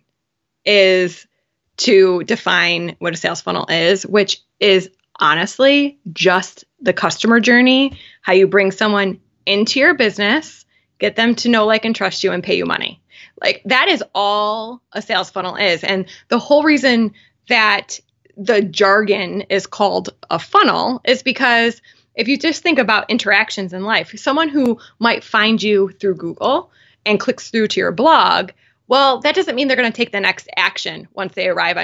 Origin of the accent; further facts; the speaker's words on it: Buffalo, New York, United States; I'm from Buffalo